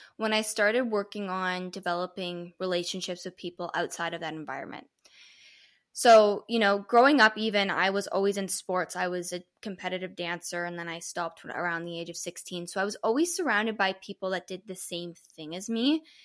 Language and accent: English; Toronto, Ontario, Canada; I'm from Toronto, Canada.